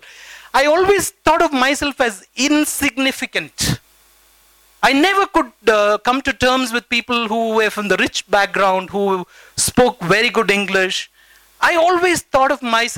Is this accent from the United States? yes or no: no; Bangalore, Karnataka, India; I grew up in the Vibhutipura village